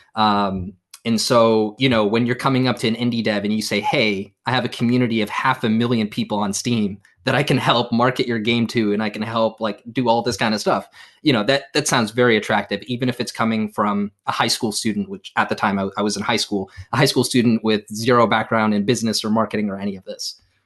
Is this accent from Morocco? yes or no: yes; Morocco; now in United States; my home country of, of Morocco